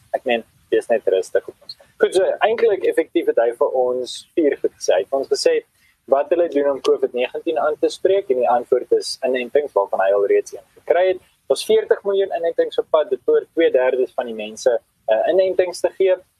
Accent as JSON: {"language": "Afrikaans", "country": "South Africa", "said": "As Suid-Afrikaners"}